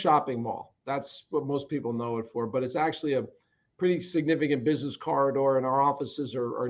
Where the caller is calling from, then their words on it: Pennsylvania, United States; Right outside of Philadelphia.